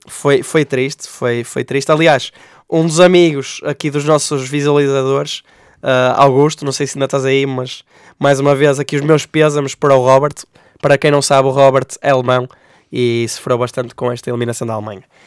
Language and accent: Portuguese; Portugal; como portugueses que somos